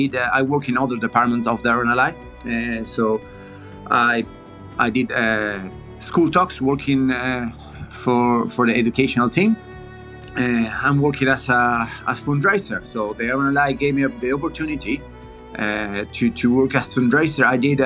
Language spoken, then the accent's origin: English; Argentina; moved away as an adult; also born or lived in Spain / Mexico; now in Newquay, United Kingdom; I'm originally from Argentina.